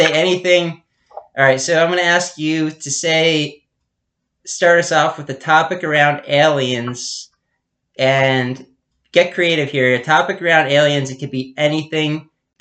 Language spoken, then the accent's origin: English; Pennsylvania, United States; we're both from Pennsylvania